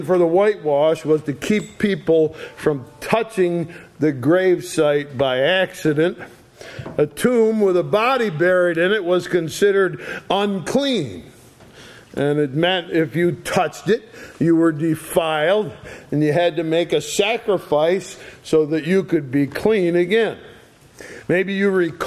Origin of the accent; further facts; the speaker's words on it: Sharon, Connecticut, United States; I was born in Connecticut, in a little town called Sharon.